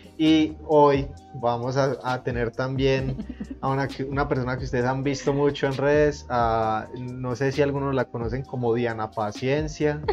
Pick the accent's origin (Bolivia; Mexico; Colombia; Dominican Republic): Colombia; yo que soy un chico colombiano